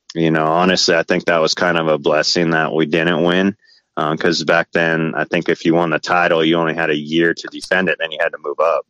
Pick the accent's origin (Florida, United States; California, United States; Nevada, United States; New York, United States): California, United States; Valencia; so I grew up in Southern California in uh, like Santa Cruz Valley, uh, Valencia area